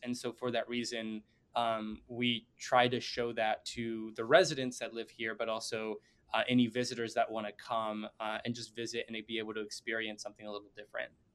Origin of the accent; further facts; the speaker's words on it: Bentonville, Arkansas, United States; moved away as an adult; now in Chicago, United States; born in Arkansas and I grew up like my entire childhood and um, part of my adult life going up to uh, the age of 22